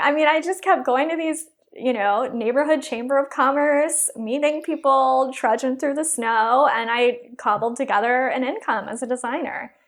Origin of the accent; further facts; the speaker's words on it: Texas, United States; moved away; also born or lived in Chicago / Los Angeles; I'm originally from Texas